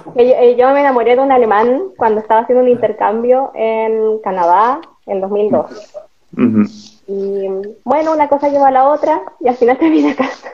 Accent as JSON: {"language": "Spanish", "town": "El Salvador", "region": "Atacama", "country": "Chile", "also_born_or_lived": "Santiago", "moved": "as an adult", "lives_now": "Germany", "said": "Igual soy del norte. Pero yo soy este, de, El Salvador, tercera región, Atacama."}